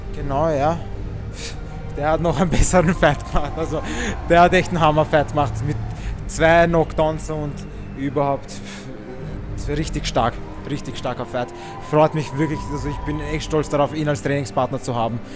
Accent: Wiener Neustadt, Lower Austria, Austria; wir sind ja beide aus Wiener Neustadt, wohnen nicht einmal so weit voneinander

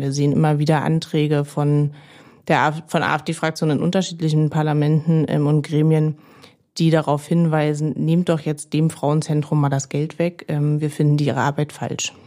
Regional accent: Berlin, Germany; Ich bin Marzahn-Hellersdorf aufgewachsen in Berlin.

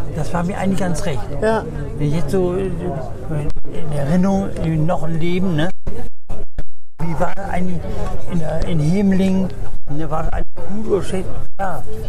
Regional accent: Bremen, Germany; meine Jugend in Bremen

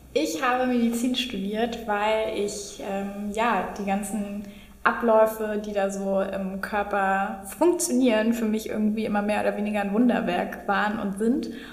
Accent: Berlin, Germany; Ich komme aus Berlin und ähm, bin hier groß geworden, bin sozusagen eine waschechte Berlinerin

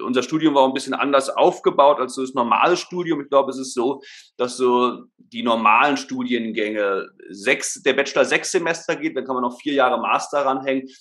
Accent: Berlin, Germany; moved away as an adult; now in Stuttgart, Germany; Also geboren, aufgewachsen bin ich ursprünglich in Berlin. Ähm, leben tue ich jetzt, wie gesagt, in Stuttgart.

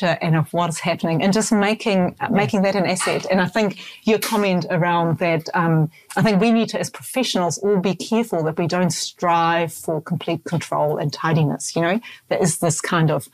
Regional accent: Hamburg, Germany; now in New Zealand; Hamburg's my hometown

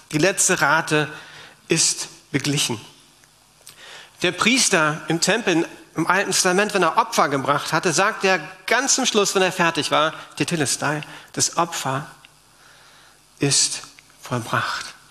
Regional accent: Berlin, Germany; wir Berliner haben ja auch eine Geschichte

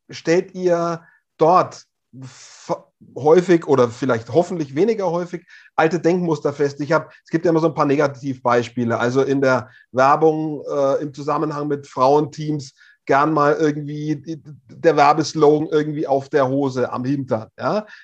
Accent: Hof, Bavaria, Germany; Es gab im Herbst in Hof, meiner Heimatstadt, eine das traditionelle Stabhochsprung-Meeting in der Innenstadt

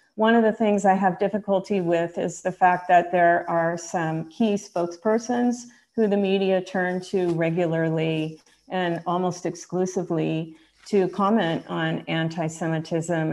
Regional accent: United States; I still identify first as an American

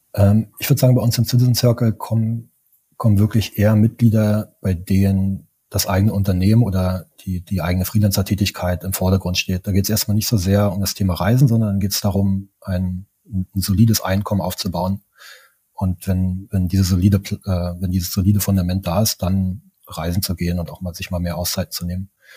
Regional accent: East Germany, Germany; ich bin im Osten von Deutschland groß geworden

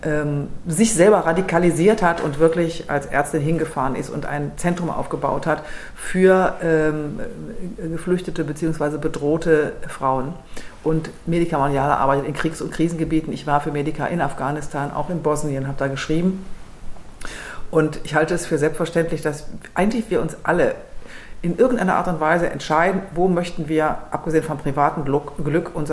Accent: Lower Saxony, Germany; Ich bin ähm, aufgewachsen in Niedersachsen

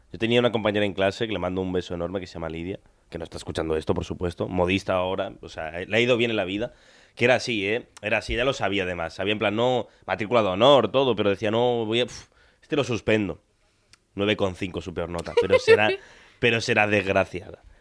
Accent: Argentina; now in Tarragona, Spain; yo tengo acento, pero porque yo soy argentino

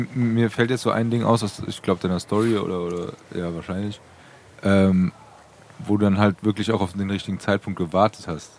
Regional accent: Frankfurt, Hesse, Germany; als Frankfurter

